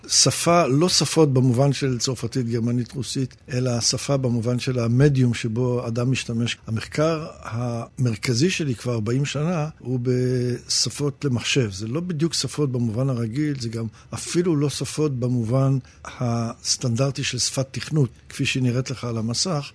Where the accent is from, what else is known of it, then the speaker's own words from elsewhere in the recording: Israel; also born or lived in England; עלינו ארצה מאנגליה כשהייתי בן שבע